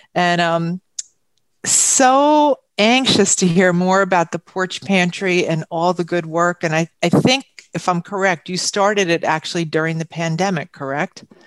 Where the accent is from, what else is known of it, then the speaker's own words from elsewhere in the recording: Huntington, New York, United States; moved away as an adult; now in Glen Cove, United States; I was born and raised in Huntington, but I've been here now about 32 years.